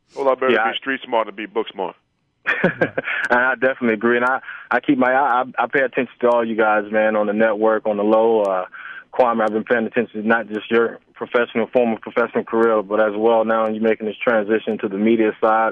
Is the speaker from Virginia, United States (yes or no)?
yes; Norfolk, Virginia, United States; I'm from Norfolk, Virginia